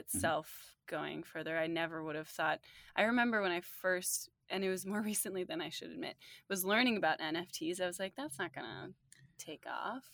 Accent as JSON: {"language": "English", "region": "New Jersey", "country": "United States", "tie": "born or raised there", "also_born_or_lived": "London", "moved": "yes", "lives_now": "New York, United States", "said": "I was born in New Jersey and I'm now in New York"}